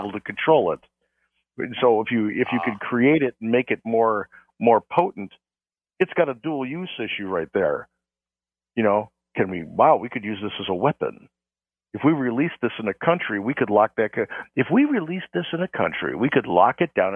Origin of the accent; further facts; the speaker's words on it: Chicago, Illinois, United States; I'm from Chicago